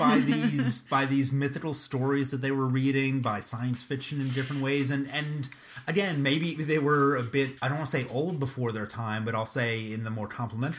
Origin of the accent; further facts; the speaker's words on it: United States; being an American teenager in the 80s